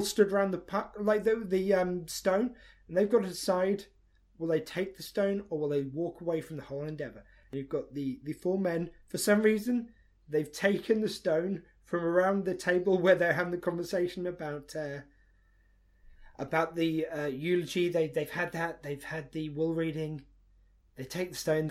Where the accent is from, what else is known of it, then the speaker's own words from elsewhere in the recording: United Kingdom; we don't have that surname over here.